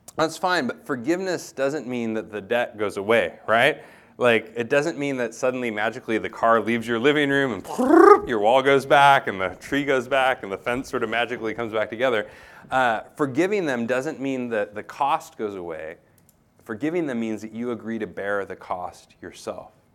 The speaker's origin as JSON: {"language": "English", "country": "United States", "moved": "yes", "said": "I'm an American"}